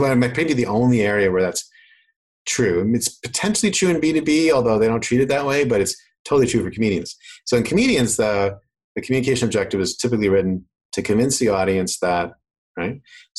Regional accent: Canada; accent: Canadian; I actually have lost a lot of my Canadian accent, and my girlfriend's from Manhattan, so I'm actually losing a bit more rapidly now

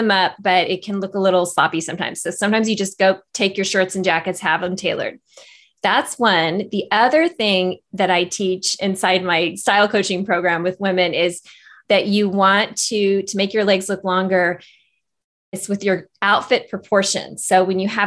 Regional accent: Northern California, United States; moved away as an adult; also born or lived in Los Angeles / Silicon Valley; I live in my hometown, Northern California. And actually it was about 5 years ago, I moved here from Los Angeles

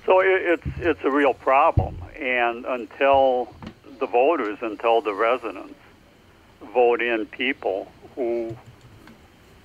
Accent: Prairie du Chien, Wisconsin, United States; moved away as an adult; now in California, United States; I was born just downriver in Prairie du Chien

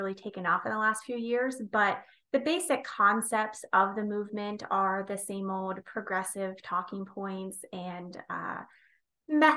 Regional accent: United States; I live in a rural small town

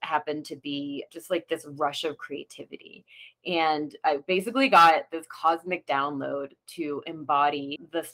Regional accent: Vermont, United States; moved away as an adult; also born or lived in New York / California; I grew up in Vermont, small town girl, but always wanted to go to the big city

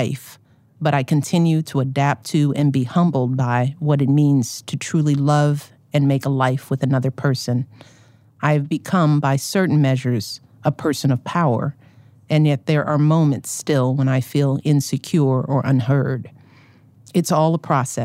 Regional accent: Chicago, Illinois, United States; as a Chicagoan

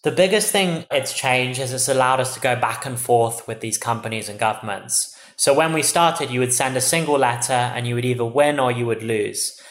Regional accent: England, United Kingdom; moved away as an adult; now in United States; as you can tell from my accent, I'm originally from England. I moved seven years ago to study here in America.

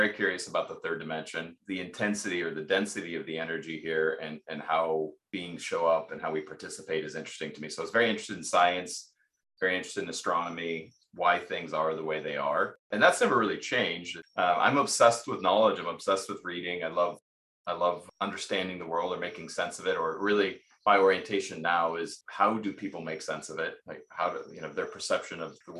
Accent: Pacific Northwest, United States; I grew up in the Pacific Northwest.

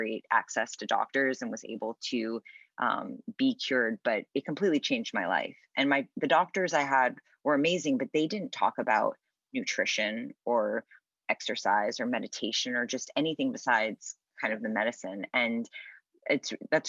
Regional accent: New York City, New York, United States; moved away as an adult; now in Los Angeles, United States; We were raised in New York City, so it's just always a very busy, kind of hectic life.

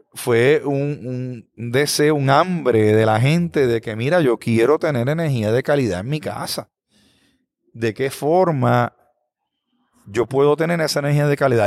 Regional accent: Bayamón, Puerto Rico; now in Aguadilla, Puerto Rico; Yo soy natural de Bayamón

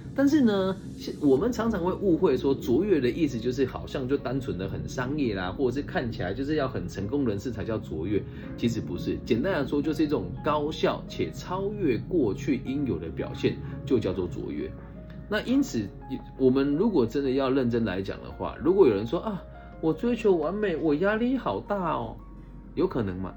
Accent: Changhua County, Taiwan; moved away as an adult; also born or lived in Taichung; 我小时候是在乡下读书的嘛，西湖高中哦，就彰化一个小小的乡镇

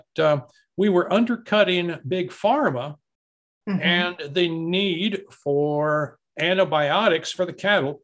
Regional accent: Amarillo, Texas, United States; when I was growing up in Amarillo, Texas

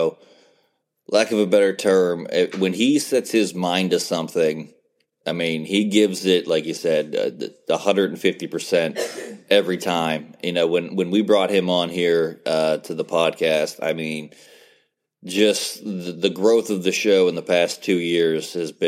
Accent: near Bethany, West Virginia, United States; I grew up about 20 minutes away from Bethany College in West Virginia

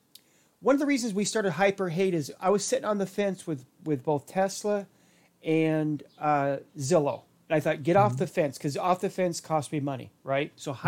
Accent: Portland, Oregon, United States; close to where I grew up in the Portland area.

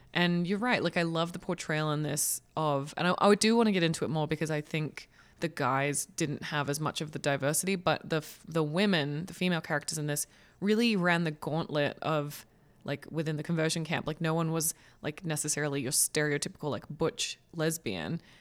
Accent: Australia; as an Australian

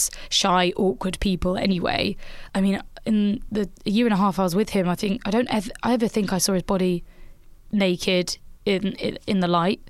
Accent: England, United Kingdom

